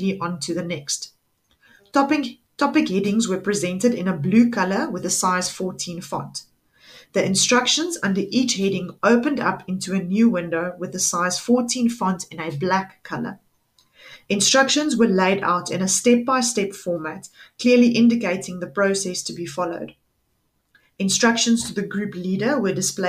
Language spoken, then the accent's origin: English; Pretoria, Gauteng, South Africa; I am from Pretoria in the Gauteng province